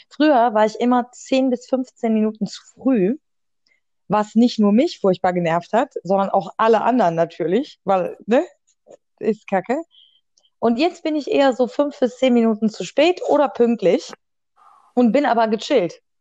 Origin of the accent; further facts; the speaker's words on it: Germany; Da bin ich Deutscher, Hammer.